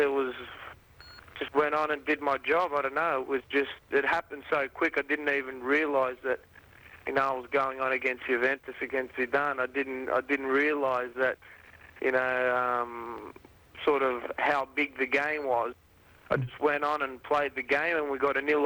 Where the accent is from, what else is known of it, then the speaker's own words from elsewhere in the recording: Australia; moved away as an adult; now in Italy; here they're calling me the Ital-Australian